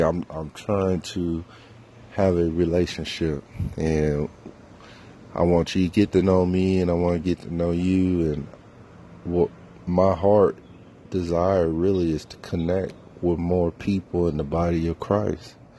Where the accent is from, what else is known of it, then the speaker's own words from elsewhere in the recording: Fayetteville, North Carolina, United States; I grew up Fayetteville